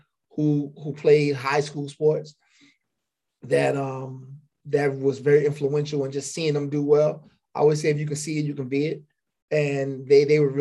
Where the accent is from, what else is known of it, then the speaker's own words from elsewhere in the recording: North Charleston, South Carolina, United States; also born or lived in Philadelphia, Pennsylvania; I'm originally from Philadelphia. I was born in Philly. I moved to South Carolina at a young age.